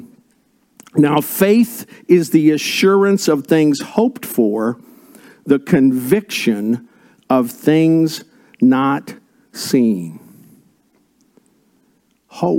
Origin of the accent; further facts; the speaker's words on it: Indiana, United States; I was born and raised in Indiana